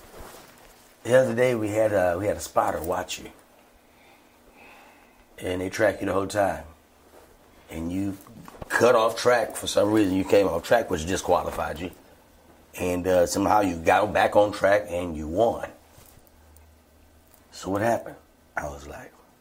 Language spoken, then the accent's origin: English; Alexandria, Virginia, United States; Alexandria, my hometown